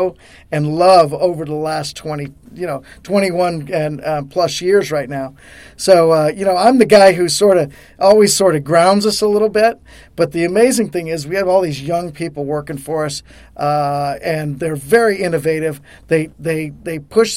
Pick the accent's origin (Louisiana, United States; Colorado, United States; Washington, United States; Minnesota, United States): Colorado, United States; moved away as an adult; now in Harrisburg, United States; I was from Colorado